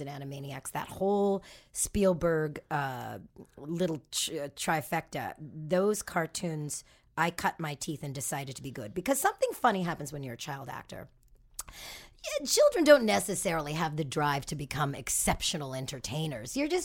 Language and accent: English; Toronto, Ontario, Canada; moved away as an adult; now in Los Angeles, United States; Who I grew up with in Toronto.